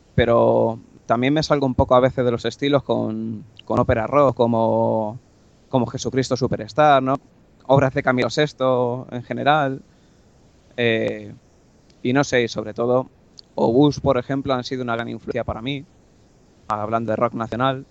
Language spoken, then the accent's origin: Spanish; Getafe, Community of Madrid, Spain; soy un chico de, Madrid, Getafe concretamente